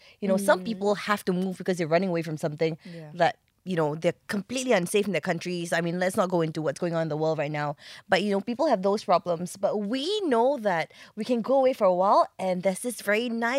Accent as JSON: {"language": "English", "country": "Singapore", "said": "where are you from? And you go, Singapore."}